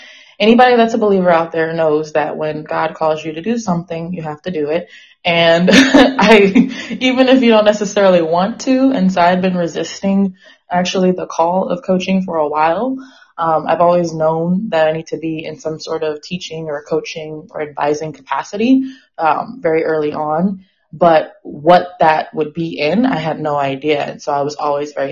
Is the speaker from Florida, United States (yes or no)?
no; Inglewood, California, United States; also born or lived in San Francisco Bay Area, California; now in Austin, United States; I'm calling today from Austin, Texas, but I am originally from Inglewood, California